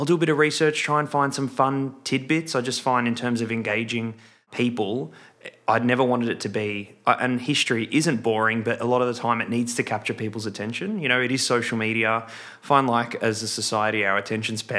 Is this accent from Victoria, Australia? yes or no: yes; Melbourne, Victoria, Australia; born and raised in Melbourne. So this is my home.